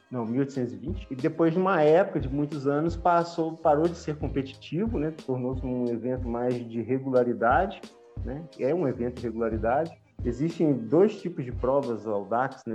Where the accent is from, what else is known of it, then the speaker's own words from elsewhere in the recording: Juiz de Fora, Minas Gerais, Brazil; moved away as an adult; also born or lived in Lavras; eu sou de Juiz de Fora